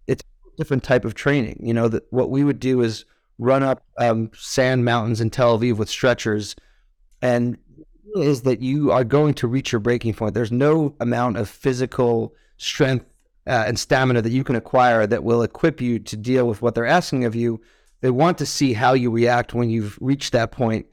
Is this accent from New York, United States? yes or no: yes; Westchester, New York, United States; moved away as an adult; also born or lived in Israel; I grew up in, uh, Westchester, New York, which is a nice suburb of New York City